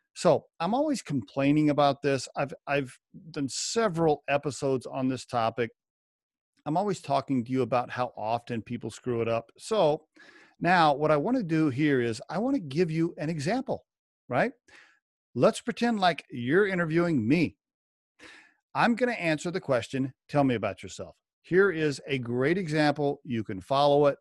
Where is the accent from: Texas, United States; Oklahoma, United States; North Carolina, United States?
Oklahoma, United States; moved away as an adult; also born or lived in northern Colorado; now in Colorado, United States; I grew up in Oklahoma and went to a liberal arts school there